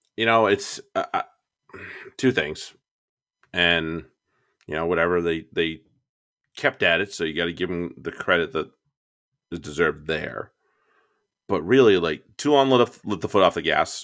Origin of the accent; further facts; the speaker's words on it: United States; as an American